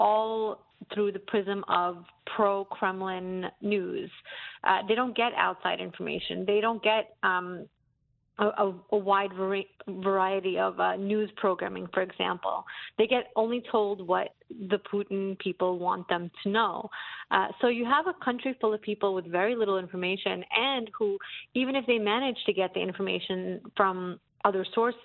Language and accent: English; New York City, New York, United States; also born or lived in Russia; I was born in Russia, and I grew up in what's called the Russian community in Brooklyn